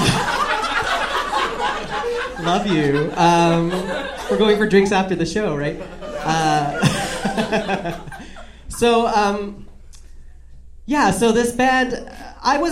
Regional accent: Canada; I just was Canadian. I'm Canadian. So I just like was raised in this world where it was like nice

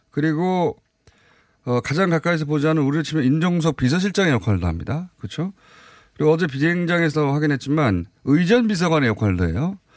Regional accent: Gyeongsang, South Korea; accent: Gyeongsang dialect; 예 경상도 사투리거든요.

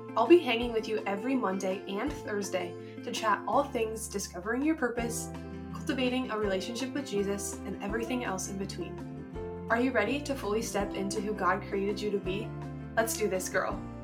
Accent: Nebraska, United States; I'm from Nebraska

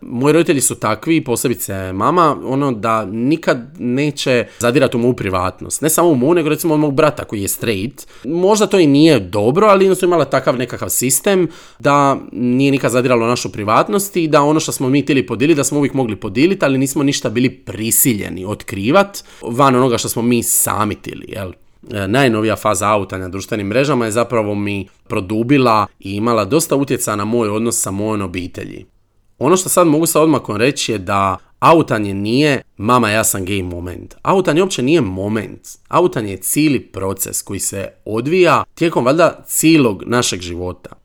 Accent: Trogir, Split-Dalmatia County, Croatia; Ja sam odrastao u Trogiru, Trogir je zapravo mali grad na obali i tu se svi znaju

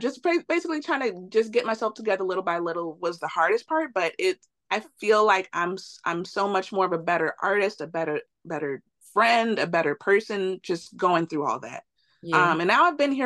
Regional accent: Chicago, Illinois, United States; moved away as an adult; now in Los Angeles, United States; I was born and raised in Chicago, lived in Chicago my whole life

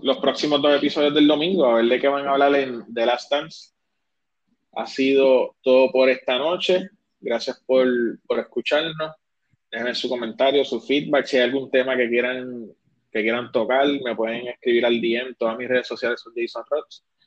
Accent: Isabela, Puerto Rico; yo me crié en Isabela y soy gallito

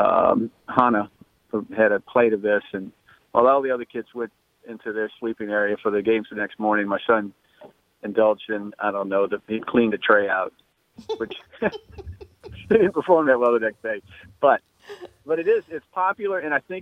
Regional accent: New Orleans, Louisiana, United States; I'm from New Orleans

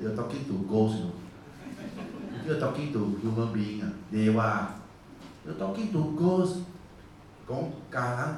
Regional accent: Singapore; we are Singaporean.

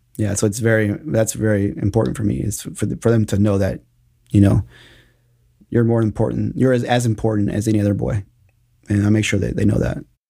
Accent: Austin, Texas, United States; also born or lived in Mexico; I've been in Austin since I was three years old

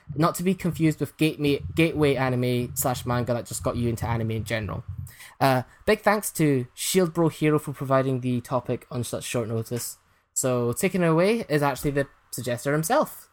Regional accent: east of Scotland, United Kingdom; my hometown's a small place in east of Scotland

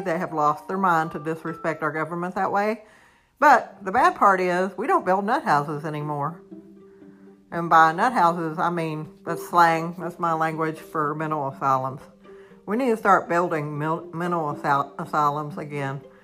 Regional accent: United States; I'm a normal American citizen

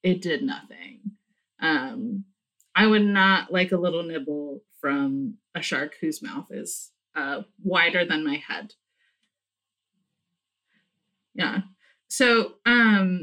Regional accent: California, United States; moved away; growing up in California

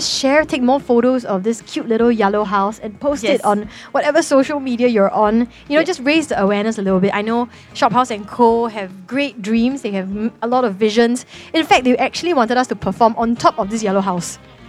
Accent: Singapore; born or raised there

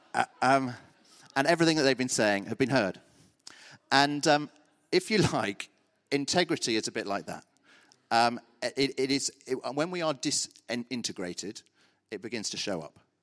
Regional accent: Brimpton, South East England, United Kingdom; also born or lived in Birmingham; So I grew up in a little village called Brimpton, uh, near here

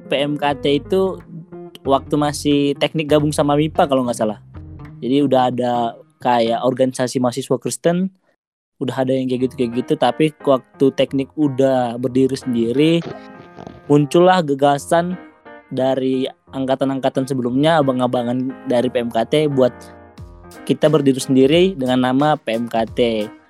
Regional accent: North Sumatra, Indonesia; saya sendiri itu asalnya kan dari Sumatera Utara kayak gitu saya sebelumnya nggak tahu lah Purbalingga itu bagian mana Indonesia

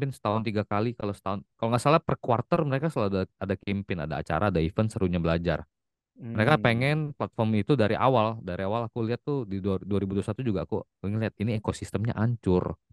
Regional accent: Palembang, South Sumatra, Indonesia; now in Jakarta, Indonesia; Asli, asli orang asli, aslinya ha. dari Palembang kok.

